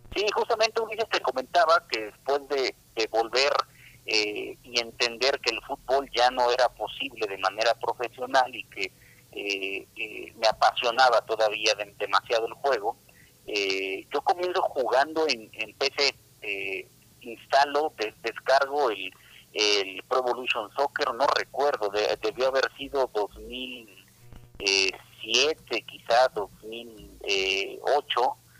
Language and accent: Spanish; Cuernavaca, Morelos, Mexico; moved away as an adult; now in Mexico City, Mexico; yo soy de Cuernavaca, Morelos, entonces tuve que venirme hace 11 años a la Ciudad de México, desde entonces radico aquí